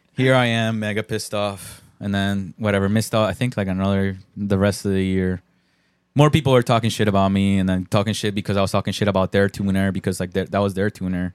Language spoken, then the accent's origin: English; Bristol, Connecticut, United States; also born or lived in Colombia; in Bristol, too, where I lived, my hometown